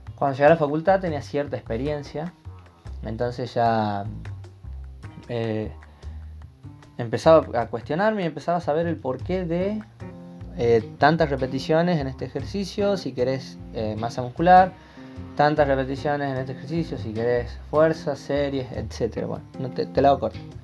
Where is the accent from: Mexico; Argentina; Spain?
Argentina; Termas de Río Hondo, Santiago del Estero; soy de Termes Riondo, Santiago del Estero, Argentina